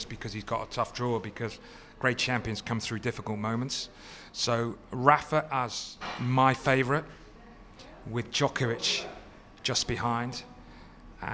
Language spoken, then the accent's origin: English; United Kingdom; being British